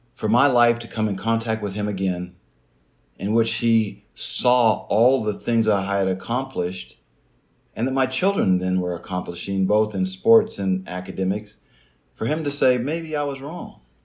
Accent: Jacksonville, Midwest, United States; moved away; also born or lived in an Indian reservation; growing up in Jacksonville, you know, a small farm town in the Midwest

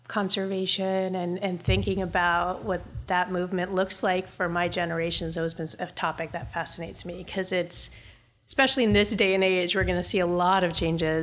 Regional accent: Charleston, South Carolina, United States; also born or lived in New Jersey; I grew up between Charleston, South Carolina, and northern New Jersey

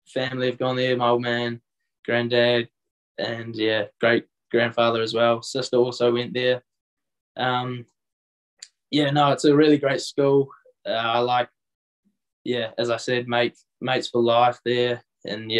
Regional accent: Hunterville, Manawatū-Whanganui, New Zealand; I went to Huntable School, which was, well, that's my hometown

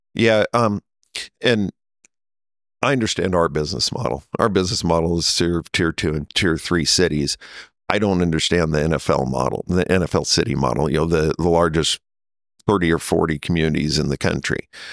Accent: Nebraska, United States; moved away as an adult; also born or lived in Kansas City; I grew up in Nebraska

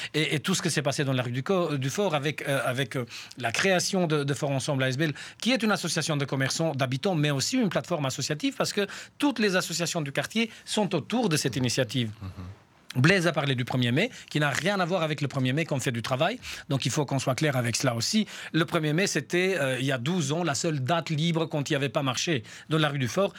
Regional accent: Saint-Gilles, Brussels-Capital Region, Belgium; chez nous à Saint-Gilles

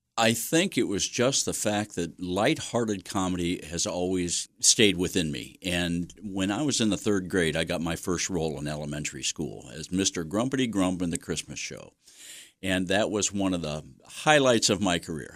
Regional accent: Mansfield, Ohio, United States; also born or lived in Ashland, Ohio; now in Belleville, United States; I grew up in Mansfield, neighborhood over by the boulevards

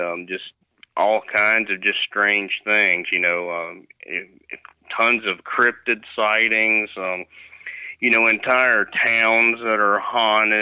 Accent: Virginia, United States; I'm born and raised in Virginia

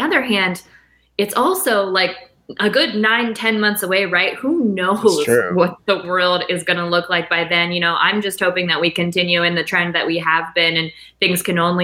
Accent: Canton, Ohio, United States; moved away as an adult; also born or lived in Los Angeles / New York; now in Cleveland, United States; I'm from Canton originally, 330

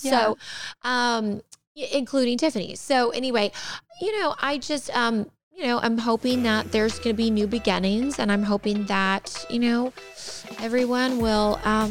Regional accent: Santa Barbara, California, United States; moved away; also born or lived in Montecito; I'm going to my hometown

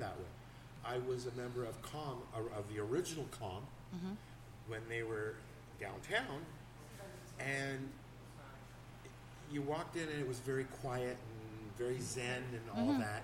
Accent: Toronto, Ontario, Canada; moved away as an adult; also born or lived in Hamilton; I grew up in Toronto.

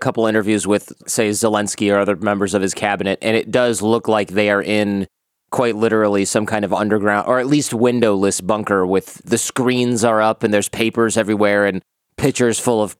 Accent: Michigan, United States; I grew up in Michigan

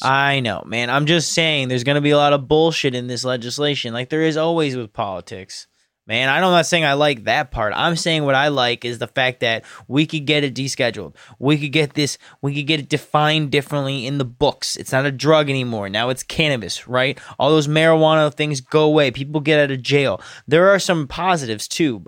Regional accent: United States; as Americans

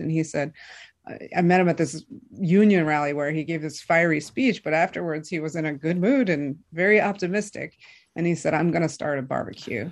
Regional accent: Michigan, United States; I'm from Michigan. I grew up in Michigan

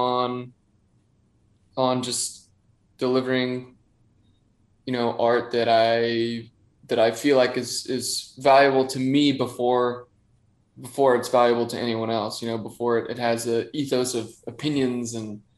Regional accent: Bothell, Washington, United States; moved away as an adult; also born or lived in Woodinville, Washington / Everett, Washington; now in Los Angeles, United States; I grew up in Bothell, Woodinville

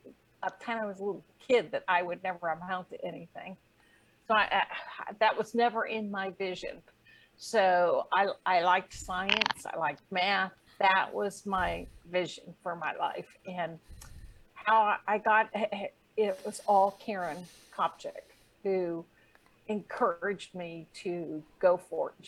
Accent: Ohio, United States; I was from Ohio

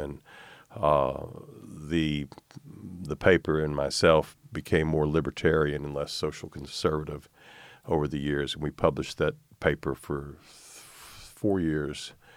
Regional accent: North Little Rock, Arkansas, United States; also born or lived in Miami; born in Arkansas, family moved to Miami for six years when I was a kid

